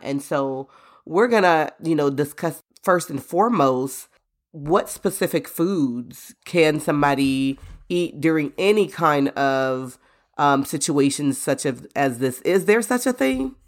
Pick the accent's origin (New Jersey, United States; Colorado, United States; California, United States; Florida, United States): Florida, United States; moved away; I grew up in Florida, and we're used to preparing for hurricanes